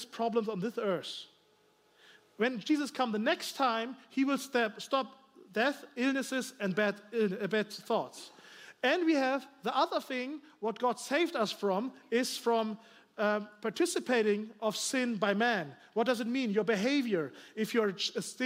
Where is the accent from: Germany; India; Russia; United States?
Germany; English is a second language; I'm from Germany, you know, here, maybe you hear my accent